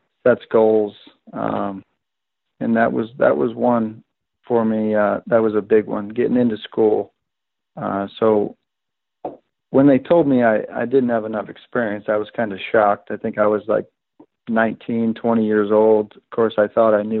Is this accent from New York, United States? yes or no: yes; Rochester, New York, United States; moved away as an adult; now in Toledo, United States; I worked at a couple clubs in my hometown, Rochester, New York